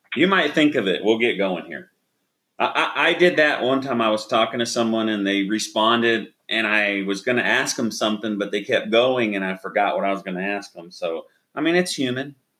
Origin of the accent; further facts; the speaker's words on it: Oklahoma, United States; now in Texas, United States; I grew up in Oklahoma